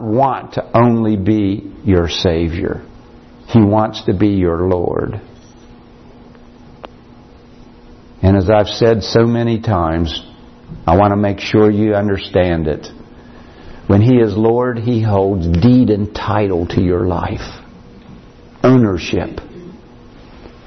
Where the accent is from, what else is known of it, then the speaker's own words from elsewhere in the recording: United States; I came from Morgan County